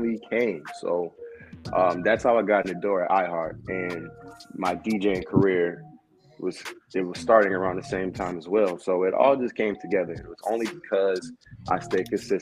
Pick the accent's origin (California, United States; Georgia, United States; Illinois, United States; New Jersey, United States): Illinois, United States; Joliet; I'm from Joliet and I'm from the suburbs